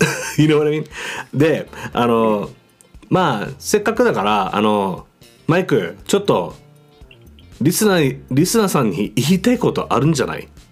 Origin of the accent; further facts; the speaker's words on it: Okinawa, Japan; moved away as an adult; 僕あの沖縄から来てるんですあの1年から2年ぐらいあのこっちに住むんだけど